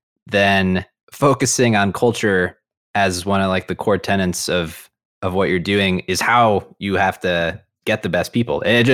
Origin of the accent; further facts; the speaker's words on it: Midwest, United States; As a Midwesterner, I mean, does it factor at all into your thinking, like having a company here in Cleveland?